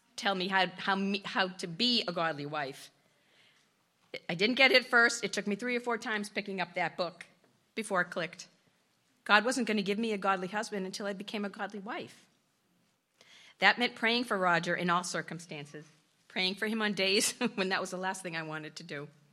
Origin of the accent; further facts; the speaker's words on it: Sudbury, Massachusetts, United States; I grew up in Sudbury, an affluent town